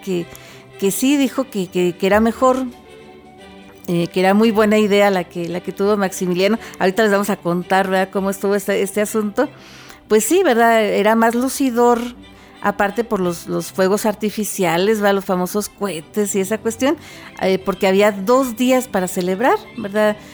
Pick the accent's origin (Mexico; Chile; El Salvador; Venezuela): Mexico; Como mexicanos, como parte de esta gran nación que es México